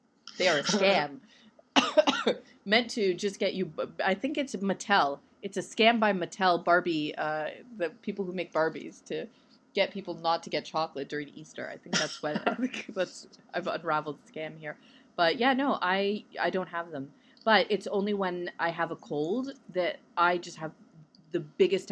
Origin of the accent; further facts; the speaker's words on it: Vancouver, British Columbia, Canada; I'm from Vancouver.